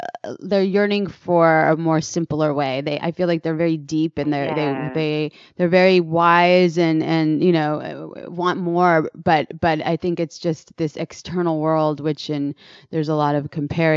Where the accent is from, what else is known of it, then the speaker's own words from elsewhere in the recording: San Francisco, California, United States; I'm proud to be for the Bay Area as well, born and raised in San Francisco